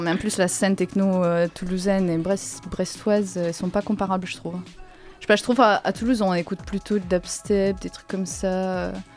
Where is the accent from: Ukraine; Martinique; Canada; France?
Ukraine; moved away; je suis ukrainienne